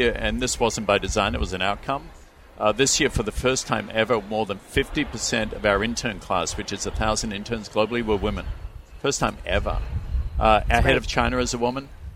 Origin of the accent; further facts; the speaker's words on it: Melbourne, Victoria, Australia; moved away as an adult; now in United States; I was born in Melbourne to the family I was born with and given the education I was given.